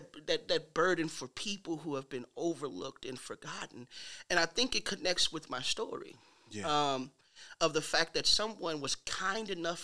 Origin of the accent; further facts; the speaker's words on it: St. Louis, Missouri, United States; I'm from St. Louis.